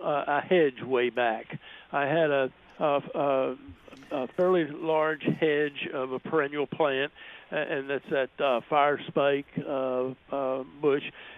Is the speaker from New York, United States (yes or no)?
no; Maryland, United States; now in Florida, United States; I'm from Maryland originally